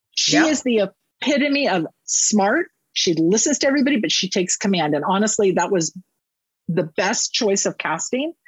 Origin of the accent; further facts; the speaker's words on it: Northern California, United States; I was raised in Northern California